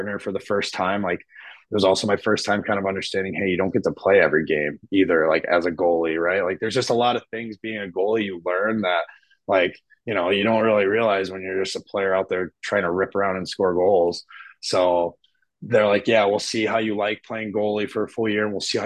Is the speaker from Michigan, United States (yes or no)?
yes; Petoskey, Michigan, United States; I'm from Petoskey, Michigan